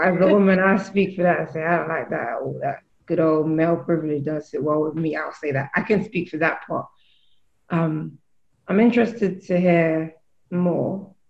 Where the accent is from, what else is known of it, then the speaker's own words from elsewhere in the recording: London, United Kingdom; accent: British; now in Canada; I am a cinematographer and writer from London, England. So the accent is British. I'm not from Canada, but I'm out here living in Canada.